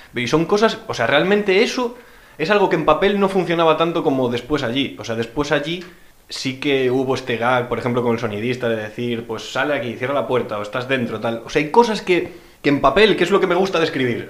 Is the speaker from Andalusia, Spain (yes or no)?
no; Pontevedra, Galicia, Spain; yo soy de Pontevedra